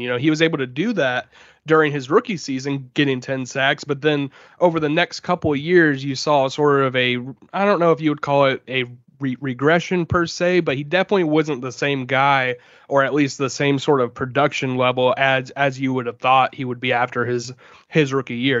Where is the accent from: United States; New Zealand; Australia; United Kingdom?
United States; Jacksonville, Florida; I was from here, you know, I'm from Jacksonville